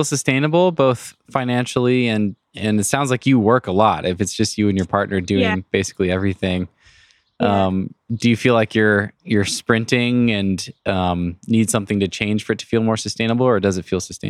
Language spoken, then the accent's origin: English; Northwest, United States; growing up in the Northwest